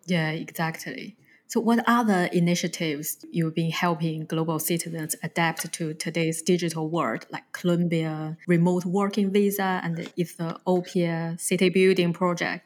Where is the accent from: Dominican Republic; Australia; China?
China; also born or lived in New Zealand; now in United Kingdom; I'm originally from China and I lived in New Zealand, but now I'm based in the UK.